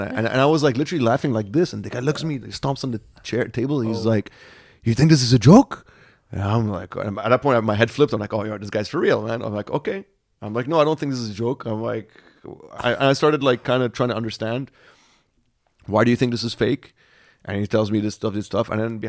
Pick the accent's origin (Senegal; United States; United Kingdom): Senegal; born there; also born or lived in Nigeria; Dad was born in Sierra Leone. I was born in Senegal. So we're very much West Africa.